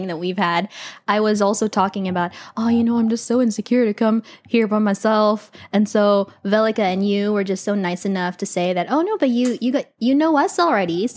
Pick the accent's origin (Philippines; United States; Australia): Philippines; I'm Filipino